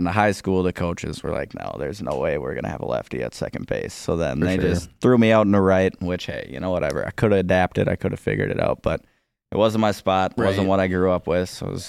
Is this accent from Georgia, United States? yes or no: no; Andover, Minnesota, United States; I grew up in Andover, Minnesota. I went to high school in Andover.